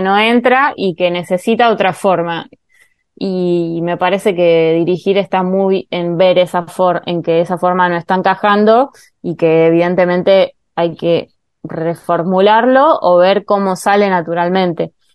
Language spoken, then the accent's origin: Spanish; Argentina; me identifico claramente como argentina y latinoamericana